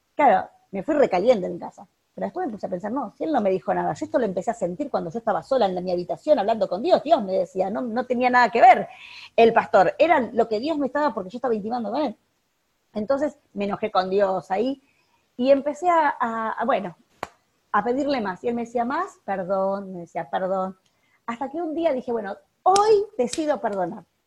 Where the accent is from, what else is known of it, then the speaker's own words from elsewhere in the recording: Uruguay; no soy argentina, soy uruguaya